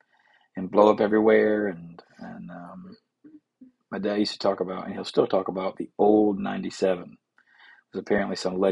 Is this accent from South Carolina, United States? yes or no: yes; Rock Hill, South Carolina, United States; we're from South Carolina, specifically Rock Hill